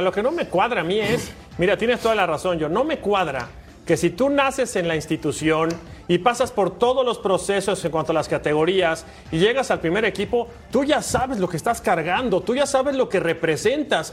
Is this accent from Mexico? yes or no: yes; Mexico